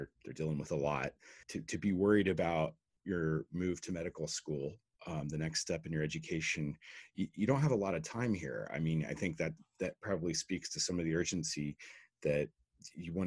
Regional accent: Dayton, Ohio, United States; my hometown of Dayton, Ohio

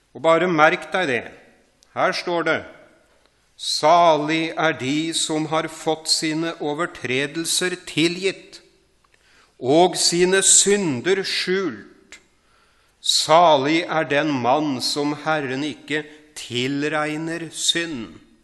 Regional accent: Horten, Vestfold, Norway; jeg vokste opp utafor Horten

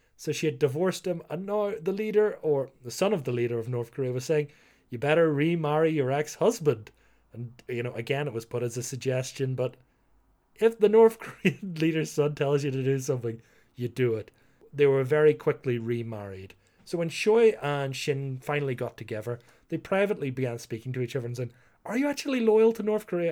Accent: Ireland; being Irish

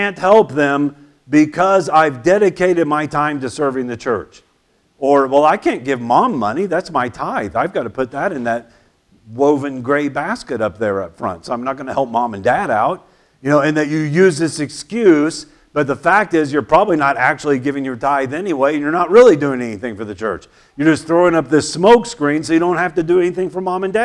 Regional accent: United States; I'm patriotic. I love my country.

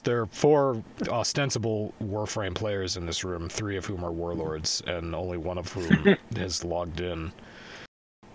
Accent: Boston, Massachusetts, United States; It's like me, I'm from Boston, but I don't speak with a Boston accent.

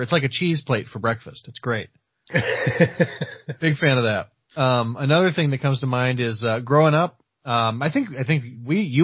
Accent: United States; I'm an American

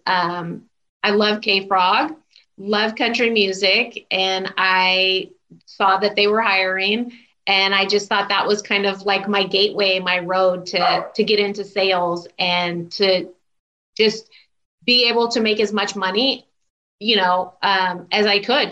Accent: Southern California, United States; also born or lived in Houston, Texas; I still consider myself SoCal because we moved back out here when I was still really young, before I even started kindergarten.

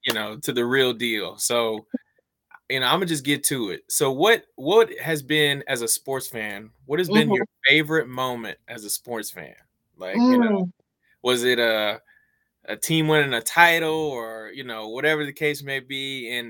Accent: Louisiana, United States; I didn't live in New Orleans, but I'm from Louisiana

